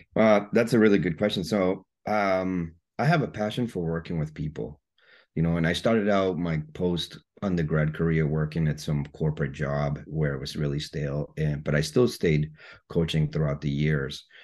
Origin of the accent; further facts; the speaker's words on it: Guatemala; moved away; I was born and raised in Guatemala